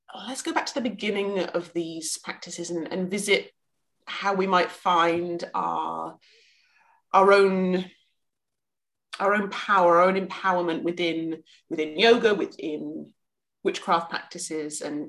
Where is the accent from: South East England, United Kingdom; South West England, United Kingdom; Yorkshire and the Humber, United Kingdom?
South West England, United Kingdom; West Country; growing up in England, and especially growing up kind of around the West Country